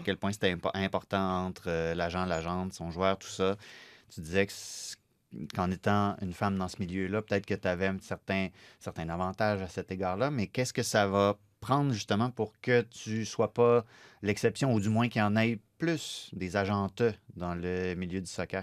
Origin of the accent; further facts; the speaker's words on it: Saguenay, Quebec, Canada; je viens de Saguenay, puis les gens viennent nous rendre visite, puis oui, on est super accueillants, mais ils nous comprennent pas tout le temps quand on parle